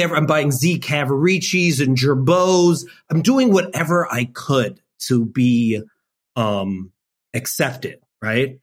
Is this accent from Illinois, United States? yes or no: yes; suburb of Chicago, Illinois, United States; I lived in a predominantly white suburb of Chicago